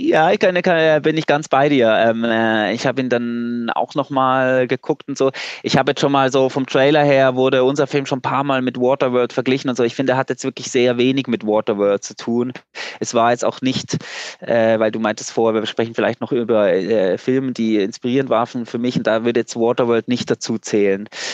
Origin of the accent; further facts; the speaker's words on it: Switzerland; Ich bin Schweizer, ich äh, kenne die Schweizer Berge gut